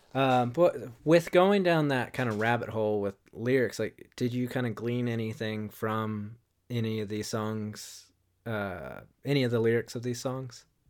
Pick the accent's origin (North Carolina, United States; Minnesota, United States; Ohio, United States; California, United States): North Carolina, United States; Wilmington; I grew up in, uh, Wilmington, North Carolina